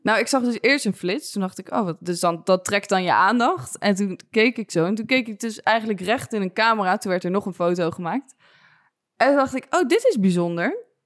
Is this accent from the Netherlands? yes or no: yes; Soest, Utrecht, Netherlands; ik ben opgegroeid uit Soes, maar vlakbij Amersfoort